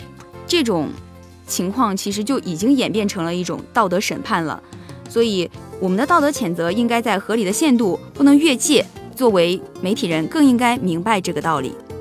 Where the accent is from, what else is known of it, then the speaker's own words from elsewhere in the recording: China; 当然，作为我们一个中国人来说，肯定是更多的。